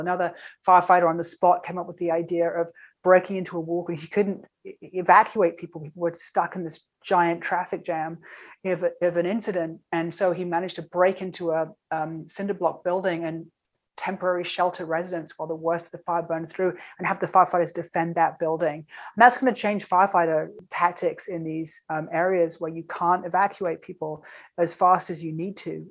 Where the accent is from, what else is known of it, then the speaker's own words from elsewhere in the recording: London, United Kingdom; also born or lived in New York City; now in California, United States; I'm from London